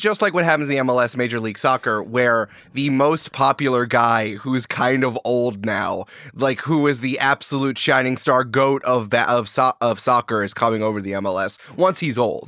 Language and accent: English; Goldens Bridge, New York, United States; I'm from a small town in upstate New York called Golden's Bridge